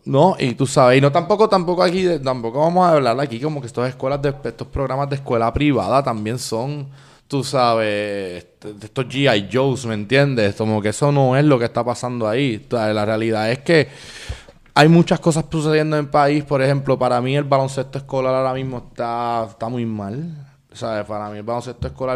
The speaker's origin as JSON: {"language": "Spanish", "country": "Puerto Rico", "said": "nosotros como puertorriqueños"}